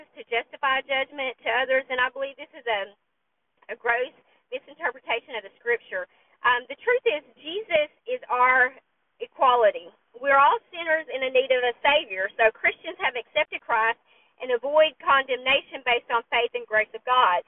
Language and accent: English; the South, United States; I'm from the South, and there's an unspoken rule here